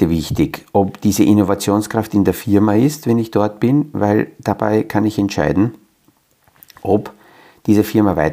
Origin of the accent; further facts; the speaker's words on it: Transylvania, Romania; Also wenn in meiner Geburtsstadt oder in der kleinen Ortschaft, wo ich aufgewachsen bin, in Siebenbürgen, in einem kleinen Dörfel jemand eine Idee hat, wo zwar dort nur 150, 200 Menschen leben